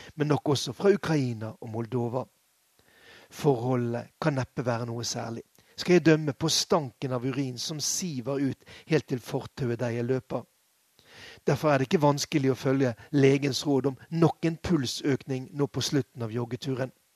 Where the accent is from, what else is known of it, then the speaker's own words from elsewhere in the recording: Bergen, Vestland, Norway; moved away as an adult; now in Moscow, Russia; som vi ville kalt den hjemme i Bergen